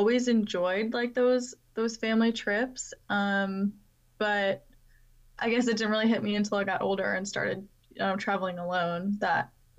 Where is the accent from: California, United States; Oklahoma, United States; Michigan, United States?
Michigan, United States; I am in Michigan. So, yep, I'm born and raised, and I go to college here.